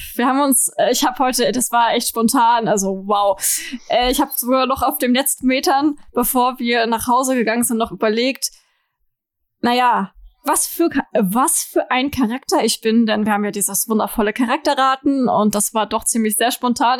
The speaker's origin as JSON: {"language": "German", "town": "Lübeck", "region": "Schleswig-Holstein", "country": "Germany", "said": "wir haben bei uns in Lübeck halt so einen Mittelaltermarkt"}